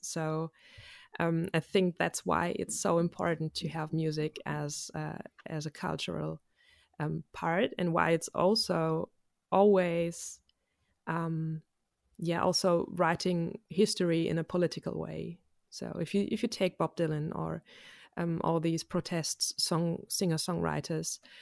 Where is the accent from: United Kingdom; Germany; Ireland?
Germany; I'm a musician from Germany